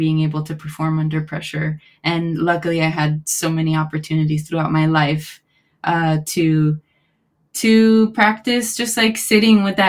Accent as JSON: {"language": "English", "town": "Miami", "region": "Florida", "country": "United States", "tie": "born or raised there", "also_born_or_lived": "Gainesville, Florida", "moved": "as an adult", "lives_now": "Los Angeles, United States", "said": "growing up in Miami"}